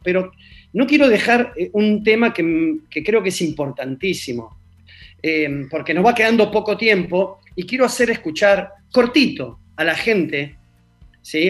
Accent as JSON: {"language": "Spanish", "country": "Argentina"}